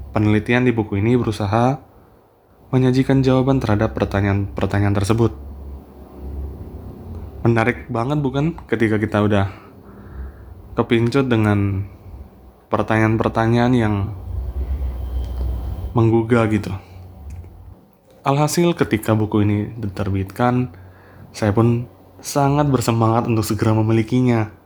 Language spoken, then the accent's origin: Indonesian; Ambon, Maluku, Indonesia; born there; Saya kemudian juga ikut merenungkan bagaimana kondisi kota kelahiran saya Ambon pada masa 1936 hingga kejatuhan Hindia Belanda tersebut.